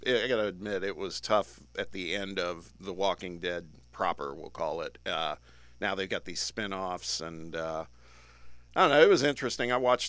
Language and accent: English; Midwest, United States; moved away; Growing up in the Midwest where it would be gray literally for the whole month